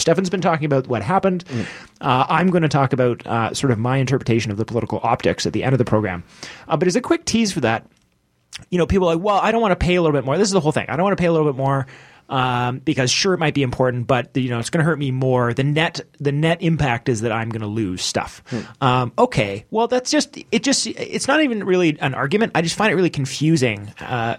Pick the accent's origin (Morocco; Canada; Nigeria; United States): Canada; I love being a Canadian